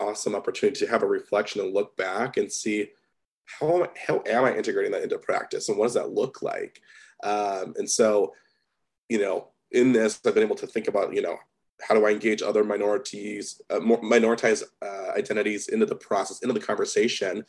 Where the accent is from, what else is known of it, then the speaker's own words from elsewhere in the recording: Midwest, United States; I'm from the Midwest